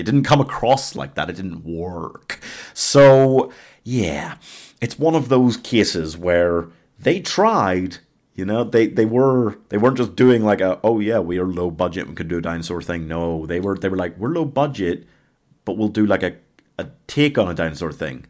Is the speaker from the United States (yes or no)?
no; Northern Ireland, United Kingdom; I'm Northern Irish